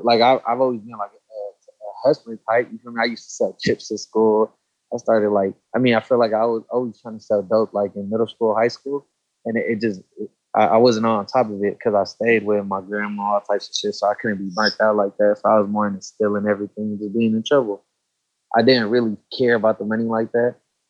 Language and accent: English; Los Angeles, California, United States; I grew up in East Hollywood, around like Santa Monica, Western side.